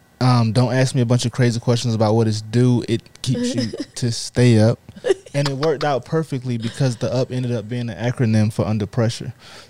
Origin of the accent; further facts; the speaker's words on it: Raleigh, North Carolina, United States; I'm from North Carolina, Raleigh, to be exact.